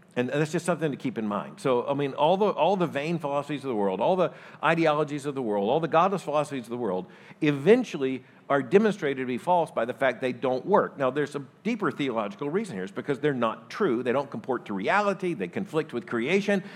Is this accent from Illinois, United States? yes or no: no; Florida, United States; moved away; I grew up in Florida.